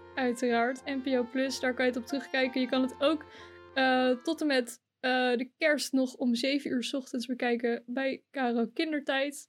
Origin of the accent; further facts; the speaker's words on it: Drenthe, Netherlands; dat ik uit Rente kom